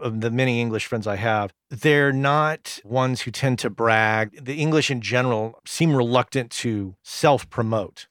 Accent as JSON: {"language": "English", "country": "United States", "said": "As an American"}